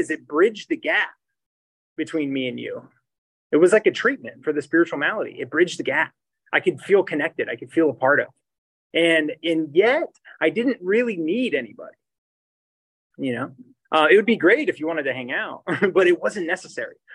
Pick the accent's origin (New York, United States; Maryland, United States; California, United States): California, United States; Poway; also born or lived in Oceanside, California; I grew up in Poway, and I was born in Oceanside, and I grew up in Poway